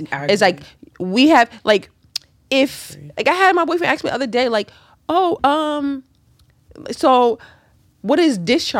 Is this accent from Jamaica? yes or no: yes; Jamaica; as a Jamaican